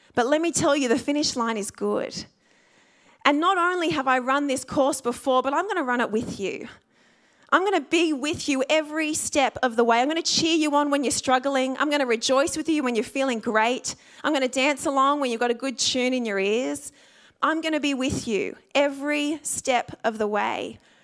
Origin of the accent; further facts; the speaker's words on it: Sydney, New South Wales, Australia; I grew up in the Sutherland Shire